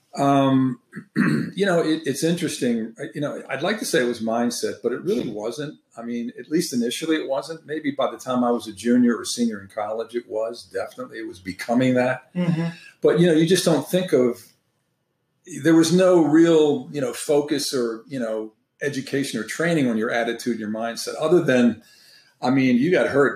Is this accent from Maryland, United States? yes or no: yes; Maryland, United States; I'm originally from Maryland, so I was involved in all those sports